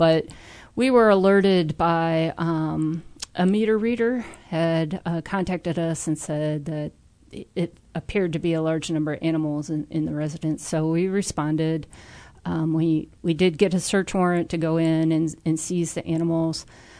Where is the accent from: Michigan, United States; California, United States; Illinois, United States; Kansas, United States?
Illinois, United States; Peoria; I'm originally from Peoria, and I studied agriculture.